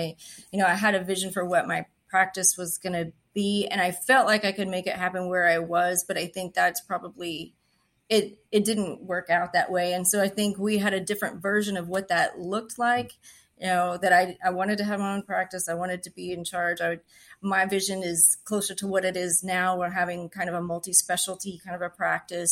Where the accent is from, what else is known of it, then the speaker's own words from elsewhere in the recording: West Texas, United States; now in Houston, United States; I'm from West Texas. There's rattlesnakes and scorpions and things that can kill you out there.